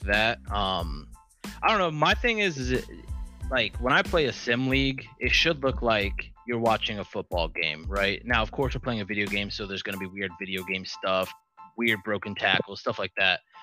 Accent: Columbus, Ohio, United States; I'm from Columbus.

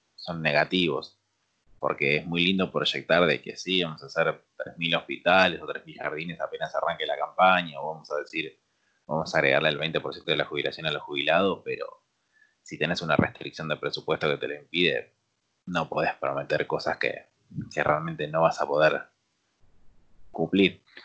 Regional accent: Argentina

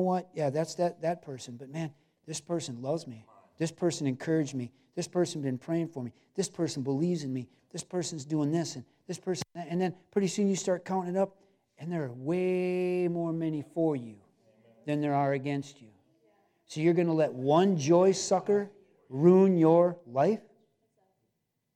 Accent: Cedarville, United States; we were both born and raised in Cedarville, and grew up on the water

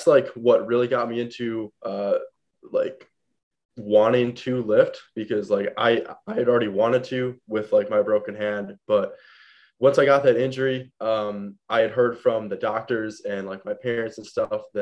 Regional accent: Madison, Wisconsin, United States; I was born in Madison, Wisconsin

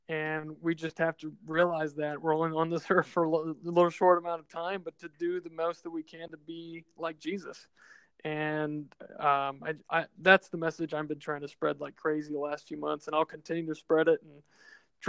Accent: Austin, Texas, United States; moved away as an adult; now in San Antonio, United States; I grew up in Austin

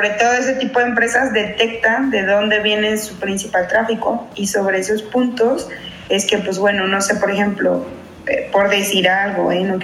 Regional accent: Mexico; now in United States; yo soy de México, pero viene de Estados Unidos. Y mi zona no está, está lejos de Estados Unidos

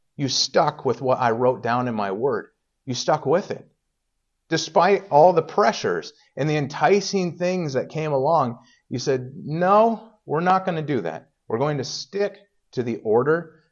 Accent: Indiana, United States; moved away; I grew up in Indiana, but everybody, you know, was kind of, I don't know, Southern over there

